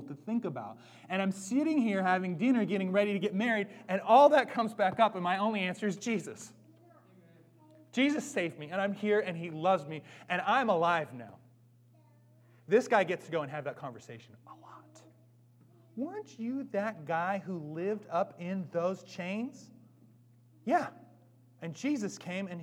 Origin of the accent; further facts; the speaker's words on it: Bellingham, Washington, United States; now in Seattle, United States; I'm from Bellingham